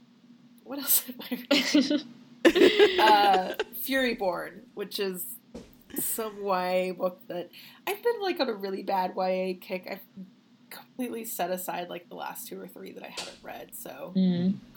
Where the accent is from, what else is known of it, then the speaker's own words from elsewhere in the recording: West Memphis, Arkansas, United States; the West Memphis Three, which was a big case in my hometown